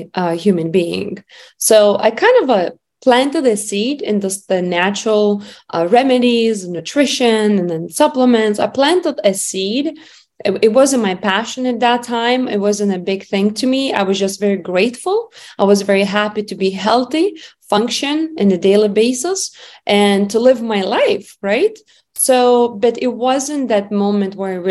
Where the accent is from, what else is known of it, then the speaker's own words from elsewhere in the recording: Lithuania; moved away; I grew up in Lithuania